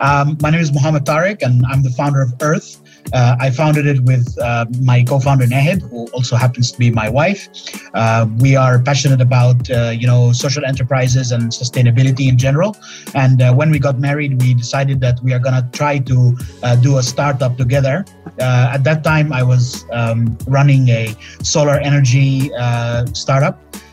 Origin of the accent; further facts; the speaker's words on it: Finland; also born or lived in Egypt; I'm originally from Egypt, but I lived in Finland all of my life. So how did a Finnish Egyptian and an Egyptian end up meeting to do a startup in Malaysia?